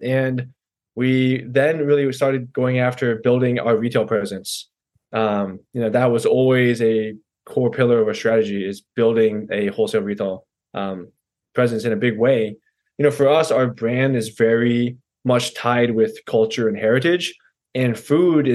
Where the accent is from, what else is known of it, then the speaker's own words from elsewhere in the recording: Virginia, United States; moved away as an adult; now in New York, United States; Born and raised in Virginia here and came up to New York about 10 years ago